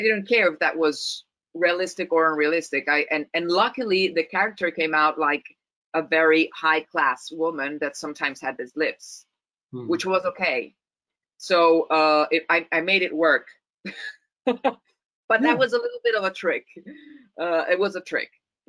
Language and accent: English; Rome, Lazio, Italy; English is a second language; On Italian, I can do a perfect Roman accent because I'm from Rome, so that's easy.